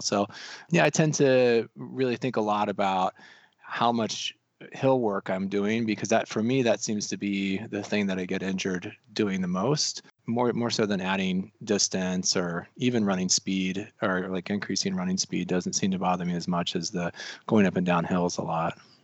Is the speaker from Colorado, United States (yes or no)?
yes; Colorado, United States; also born or lived in North Carolina; now in Missoula, United States; I'm actually originally from the mountains. I'm from Colorado